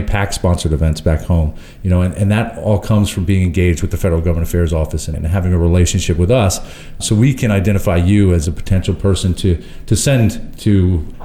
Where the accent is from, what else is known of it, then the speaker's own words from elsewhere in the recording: Long Island, New York, United States; I'm from Long Island, New York